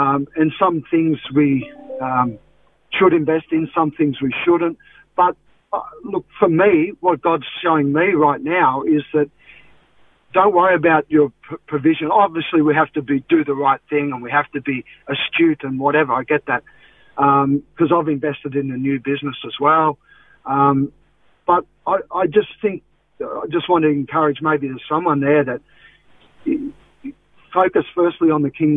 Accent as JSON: {"language": "English", "town": "Canberra", "region": "Australian Capital Territory", "country": "Australia", "moved": "yes", "lives_now": "Melbourne, Australia", "said": "from Canberra originally"}